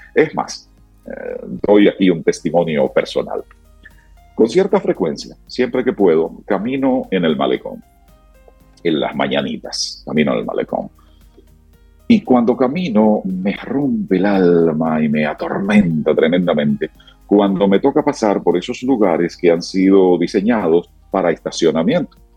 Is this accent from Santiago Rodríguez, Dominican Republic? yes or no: yes; Santiago Rodríguez, Dominican Republic; now in Santo Domingo, Dominican Republic; Santiago Rodríguez, mi provincia natal